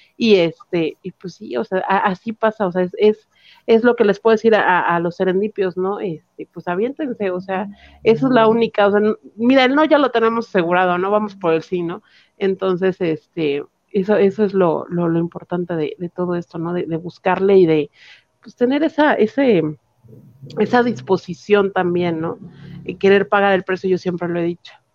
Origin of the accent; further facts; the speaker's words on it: Mexico; como mexicanos